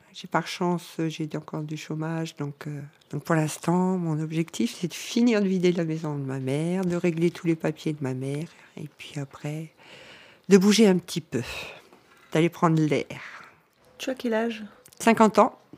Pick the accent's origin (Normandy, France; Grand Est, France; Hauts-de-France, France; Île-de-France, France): Hauts-de-France, France; Nord; moved away as an adult; now in Cévennes, France; je viens du Nord, ça fait 20 ans que je suis dans les Cévennes